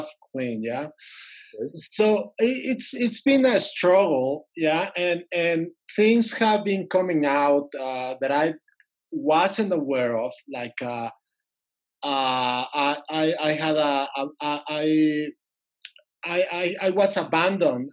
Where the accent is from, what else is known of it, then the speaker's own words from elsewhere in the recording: Mexico City, Mexico; I'm from Mexico City